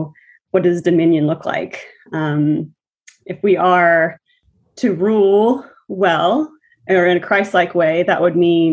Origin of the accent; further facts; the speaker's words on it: Nashville, Tennessee, United States; moved away as an adult; now in New Haven, United States; I'm from Nashville, Tennessee, currently in New Haven, Connecticut.